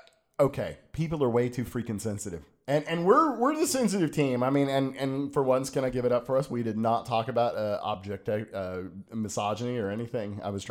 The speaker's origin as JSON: {"language": "English", "region": "Oklahoma", "country": "United States", "said": "I'm from Oklahoma"}